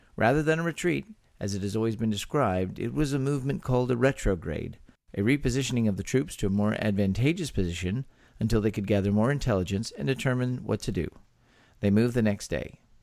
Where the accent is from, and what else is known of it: Texas, United States; born or raised there